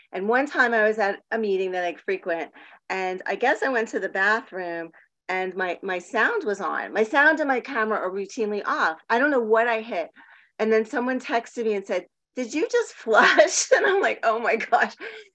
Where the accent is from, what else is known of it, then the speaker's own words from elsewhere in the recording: Miami Beach, Florida, United States; also born or lived in Palm Springs / San Diego; now in Portland, United States; So I grew up in Miami Beach, then Palm Springs, then San Diego.